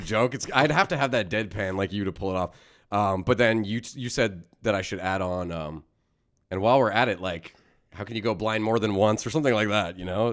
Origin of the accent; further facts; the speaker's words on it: Canada; As a Canadian